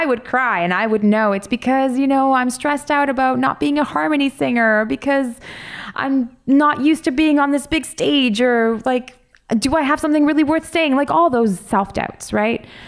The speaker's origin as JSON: {"language": "English", "town": "Toronto", "region": "Ontario", "country": "Canada", "tie": "born or raised there", "said": "growing up in Toronto"}